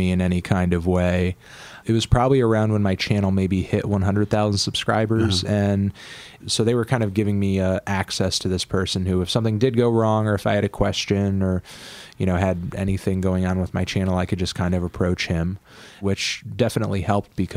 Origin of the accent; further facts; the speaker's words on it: Connecticut, United States; I'm from Connecticut. I'm a New Englander. Through and through